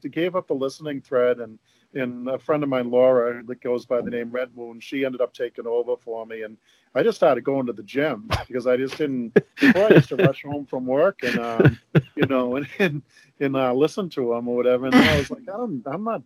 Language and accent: English; Massachusetts, United States; I'm from Massachusetts, so John Kerry was my senator